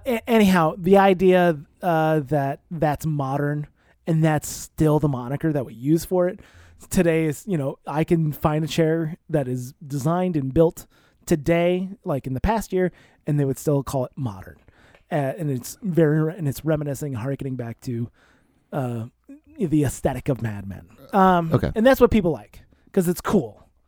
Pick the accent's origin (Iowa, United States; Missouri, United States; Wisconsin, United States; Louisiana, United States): Iowa, United States; maybe it's because I grew up in Iowa in the 90s.